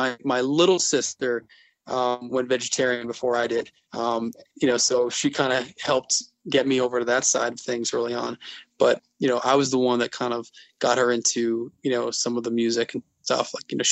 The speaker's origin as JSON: {"language": "English", "town": "Glastonbury", "region": "Connecticut", "country": "United States", "tie": "born or raised there", "said": "I went to high school and grew up in Glastonbury, Connecticut, which is central Connecticut. It's near Hartford."}